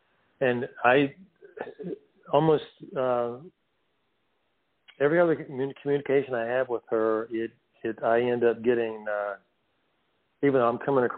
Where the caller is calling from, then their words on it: North Carolina, United States; Yeah, this is …. I'm in the mountains of North Carolina.